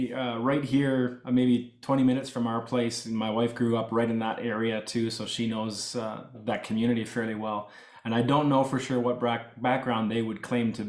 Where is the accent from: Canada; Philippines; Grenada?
Canada; the religion that I was raised in is called Old Colony Mennonite, but I was never raised in a colony. I was born and raised in Canada. I wore store-bought clothes. We had electricity. I went to public school. I was raised like a normal Canadian kid, right?